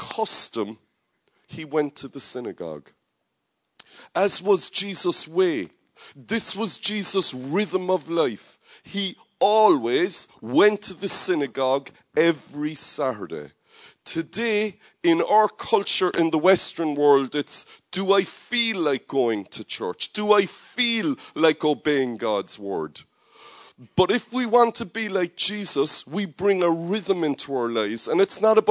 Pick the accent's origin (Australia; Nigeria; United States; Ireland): Ireland; Cork, Munster; Cork is my hometown